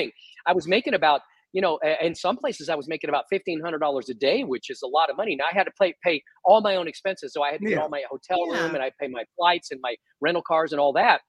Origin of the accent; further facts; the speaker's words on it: Texas, United States; I was from Texas.